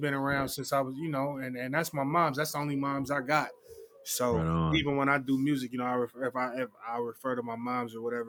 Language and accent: English; Oakland, California, United States; I was raised by my pops in Oakland